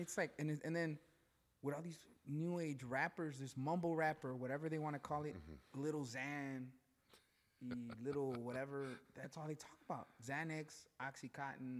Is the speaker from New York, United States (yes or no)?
no; Chicago, Illinois, United States; growing up in back of the yards